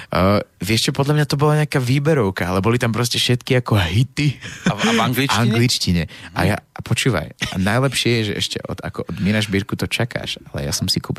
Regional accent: Slovakia; pretože som Slovák.

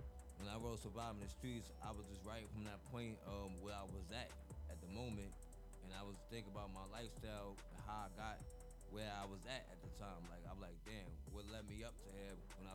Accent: New York City, New York, United States; also born or lived in Bronx; We are originally from Edgemere

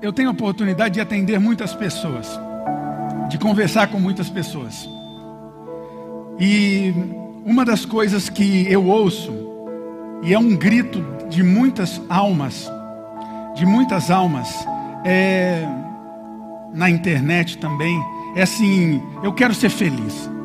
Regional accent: Brazil; eu nasci no São Fernando

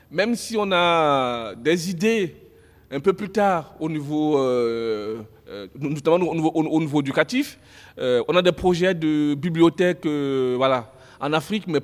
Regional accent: Nantes, Pays de la Loire, France; à l'époque, moi je venais de Nantes

